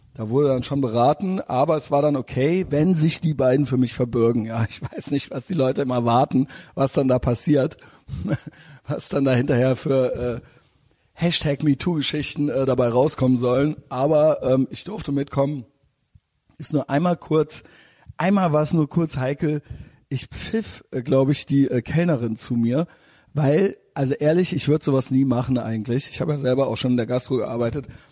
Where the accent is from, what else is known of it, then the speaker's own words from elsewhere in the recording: Germany; als Deutscher